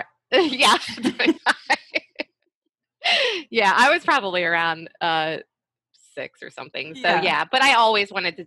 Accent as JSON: {"language": "English", "town": "West Chester", "region": "Pennsylvania", "country": "United States", "tie": "born or raised there", "also_born_or_lived": "New York", "moved": "as an adult", "said": "So Westchester, it's a suburb outside of Philly."}